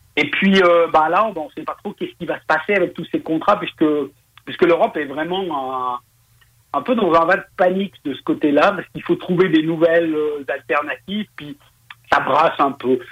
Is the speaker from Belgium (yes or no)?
no; Switzerland; on est proche de l'Allemagne, il y a une partie qui travaille beaucoup avec le gaz